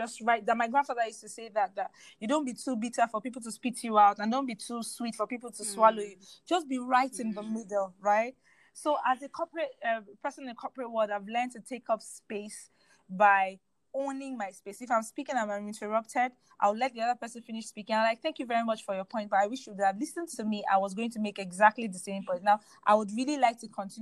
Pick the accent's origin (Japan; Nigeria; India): Nigeria; I'm very proud to take up space as a Nigerian